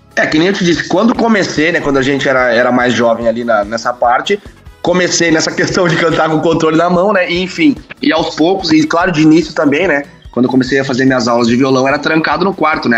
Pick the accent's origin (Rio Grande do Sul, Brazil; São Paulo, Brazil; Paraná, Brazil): Rio Grande do Sul, Brazil; Agudo; Natural de Agudo, aqui bem no, no centro do Rio Grande do Sul